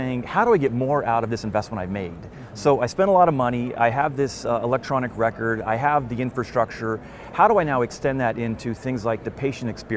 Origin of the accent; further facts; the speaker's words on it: Pacific Northwest, United States; I'm from the Pacific Northwest